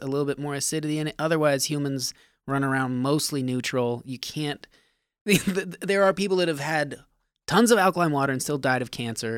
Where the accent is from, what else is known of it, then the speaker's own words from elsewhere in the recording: Nevada, United States; I'm from Nevada